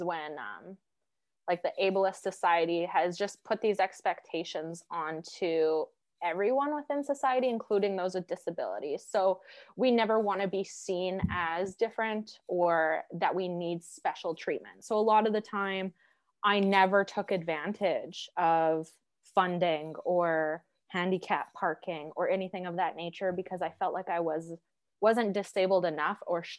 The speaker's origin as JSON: {"language": "English", "region": "Alberta", "country": "Canada", "tie": "born or raised there", "said": "growing up in Alberta"}